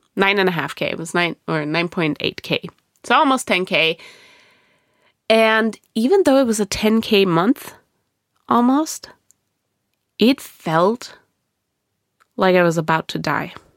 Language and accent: English; Germany; moved away; I was born and raised in Germany.